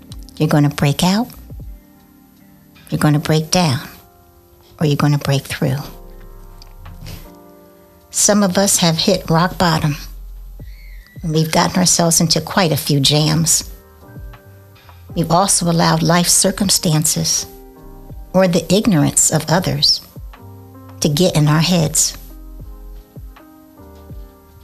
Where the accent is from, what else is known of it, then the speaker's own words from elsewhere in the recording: Oakland, California, United States; I'm from Oakland, California